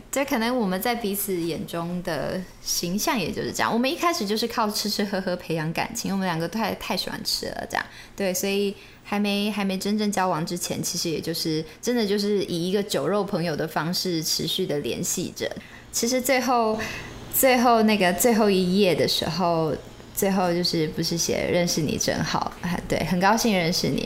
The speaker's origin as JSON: {"language": "Chinese", "country": "Taiwan", "said": "我们这一辈的人讲台语的，的频率其实不那么高了"}